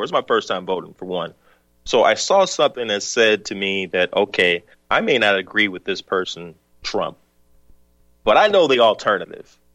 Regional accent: the South, United States; moved away; also born or lived in the North; I'm from the South. Was born in the South.

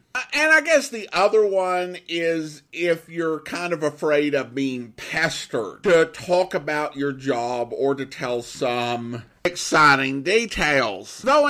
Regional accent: Florida, United States; I grew up in South Florida

